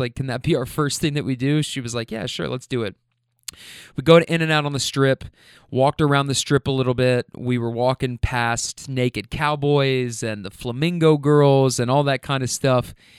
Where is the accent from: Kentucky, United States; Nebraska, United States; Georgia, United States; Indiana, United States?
Kentucky, United States; Louisville; also born or lived in California; now in Louisville, United States; I'm from Kentucky